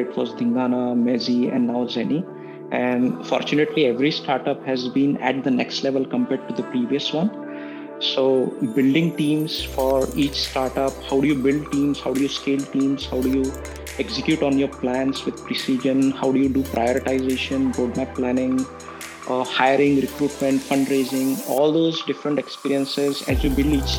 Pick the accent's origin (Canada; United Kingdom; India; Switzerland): India; Pune, Maharashtra; moved away as an adult; also born or lived in Los Angeles, United States; now in Palo Alto, United States; I was born in a city called Pune in India